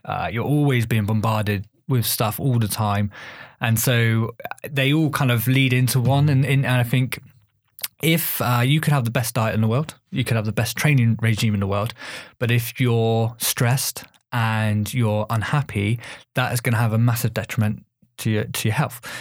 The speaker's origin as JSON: {"language": "English", "town": "Bath", "region": "South West England", "country": "United Kingdom", "tie": "born or raised there", "said": "I grew up in Bath."}